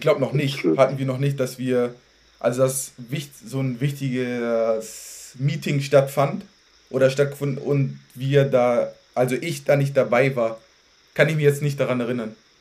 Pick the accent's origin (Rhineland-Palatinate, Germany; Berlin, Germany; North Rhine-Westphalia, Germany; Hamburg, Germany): Hamburg, Germany; ich bin in Farmsen-Berne groß geworden